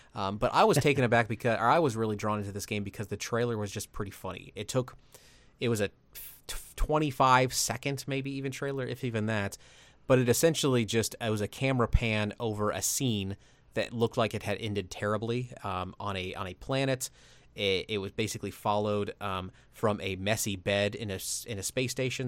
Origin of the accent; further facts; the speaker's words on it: Midwest, United States; growing up in the Midwest